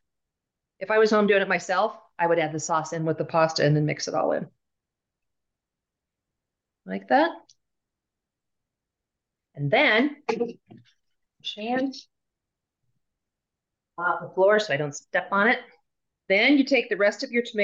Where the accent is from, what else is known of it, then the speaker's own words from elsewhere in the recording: Kansas City, United States; now in Denver, United States; I'm from Kansas City